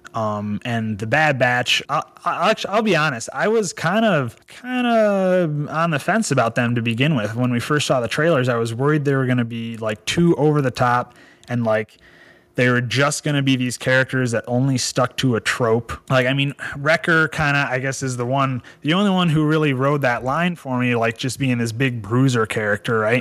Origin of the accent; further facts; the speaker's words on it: Michigan, United States; a boy growing up in Michigan playing in the woods with frogs and snakes and salamanders